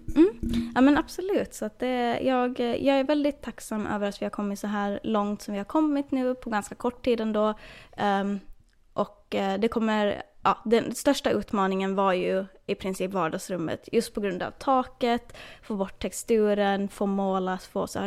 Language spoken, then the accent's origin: Swedish; Åland Islands; now in Florida, United States; hemma på Åland